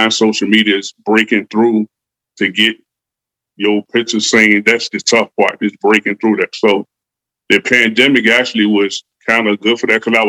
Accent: Richmond, Virginia, United States; also born or lived in Sonora, California; I'm a kid that grew up in Richmond, Virginia

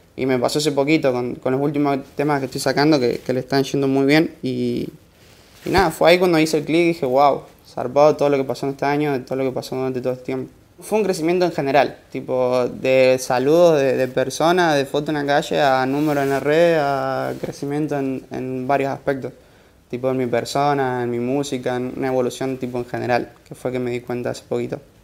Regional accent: Santiago del Estero, Argentina; moved away as an adult; Yo soy de Santiago del Estero, tengo 20 años. Ah, crecí y, viví allá toda mi vida

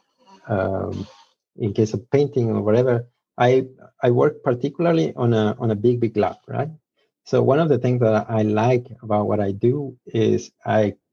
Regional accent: Mexico; English is a second language; I am Mexican, so apologies for my accent. My English is still fade sometime

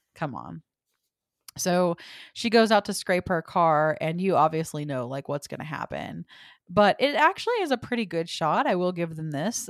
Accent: the South, United States; I'm from the South too

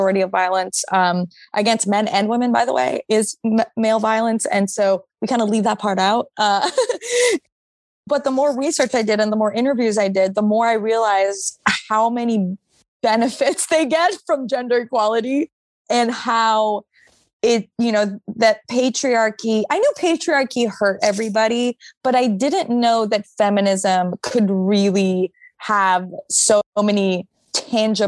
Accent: Montreal, Quebec, Canada; moved away as an adult; now in New York, United States; I'm from Montreal. But I've been living in New York for, almost 8 years.

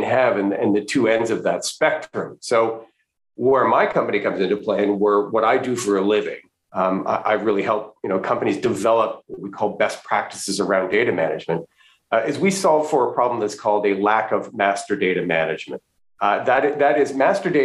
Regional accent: Western Canada, Canada; moved away as an adult; also born or lived in Florida, United States / Washington DC area, United States; now in United States; I'm originally from Western Canada, born and raised in Western Canada, went to school there, but I did come to graduate school here in the US

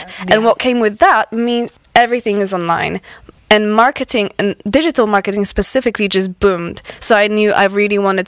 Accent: Poland; English is a second language; moved away as an adult; also born or lived in Aberystwyth, Wales; now in Wales, United Kingdom; I am originally from Poland. So I moved here when I was 19

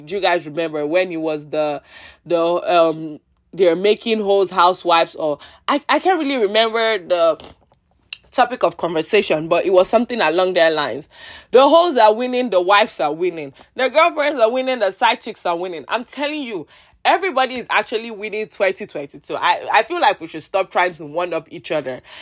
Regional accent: Nigeria; I'm Nigerian

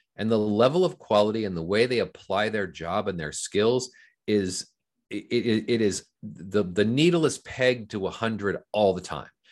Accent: Fullerton, California, United States; I grew up in Southern California. I lived in Orange County, California, which is in, in a, in a town called Fullerton

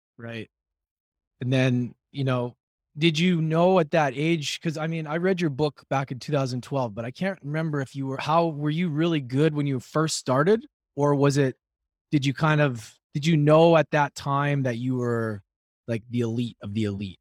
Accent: Edmonton, Alberta, Canada; growing up in Edmonton

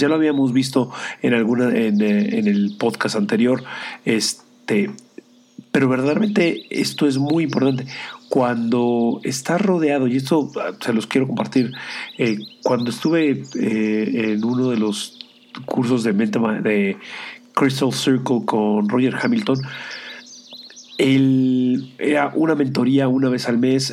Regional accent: Mexico; siendo el único mexicano latinoamericano dentro del grupo

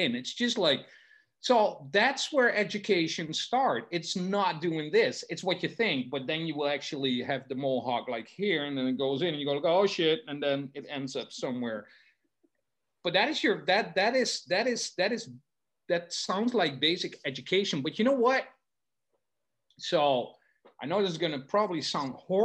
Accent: Netherlands; first language Dutch; English is a second language; I'm from the Netherlands

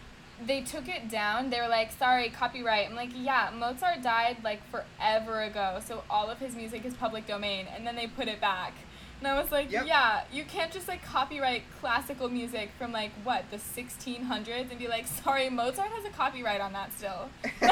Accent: United States; accent: American; my American accent

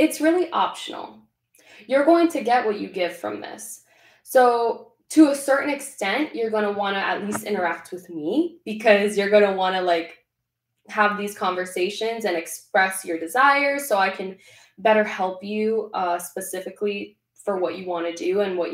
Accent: Venezuela; I'm Latina, born and raised in Venezuela

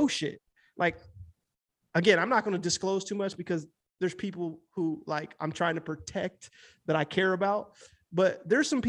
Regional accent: Midwest, United States; also born or lived in Los Angeles; I'm from the Midwest.

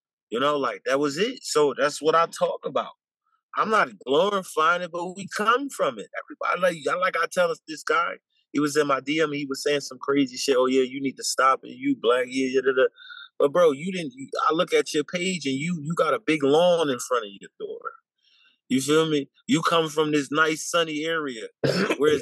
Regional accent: Philadelphia, Pennsylvania, United States; I'm from South Philly, Philadelphia, born and raised

